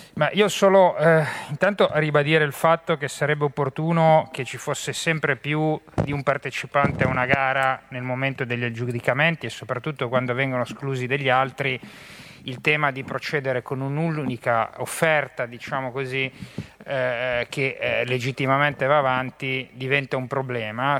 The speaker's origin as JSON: {"language": "Italian", "town": "Genoa", "region": "Liguria", "country": "Italy", "said": "da genovese"}